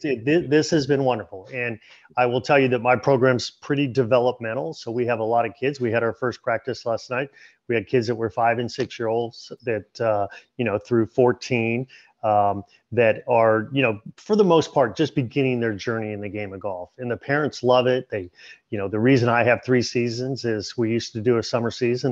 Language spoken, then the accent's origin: English; Southern California, United States; I grew up in Southern California